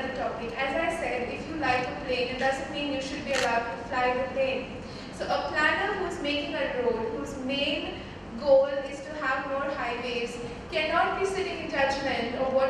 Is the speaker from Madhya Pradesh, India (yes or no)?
no; Delhi, India; I'm from Delhi, I was born there